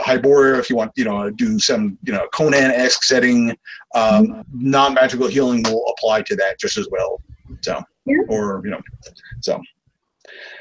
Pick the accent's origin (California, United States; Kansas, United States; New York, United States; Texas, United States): New York, United States; New York City; I grew up in New York